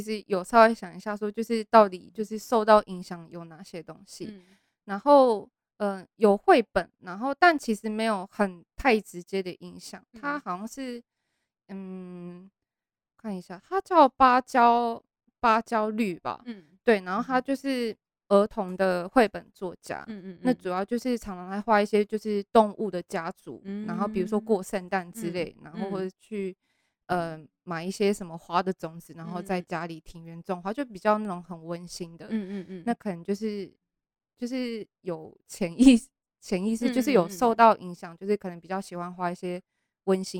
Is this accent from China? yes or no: no; Taiwan; also born or lived in Japan; 只有待到三岁，就是有念幼稚园，然后就三岁之后就回来台湾，